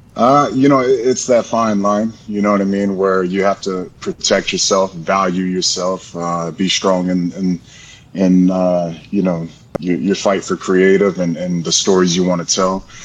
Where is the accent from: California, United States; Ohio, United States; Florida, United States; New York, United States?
Florida, United States; I'm from Florida. I'm a Florida boy